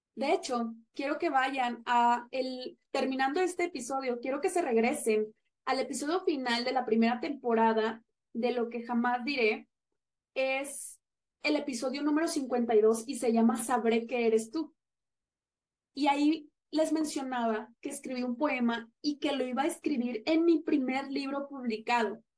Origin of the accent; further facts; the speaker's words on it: Monterrey, Nuevo León, Mexico; no me sentía segura en mi ciudad natal, que es Monterrey.